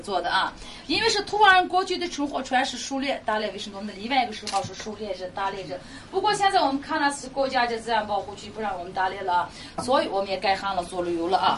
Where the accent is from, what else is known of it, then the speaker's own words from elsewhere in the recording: Xinjiang, China; 我们每一个图瓦尔人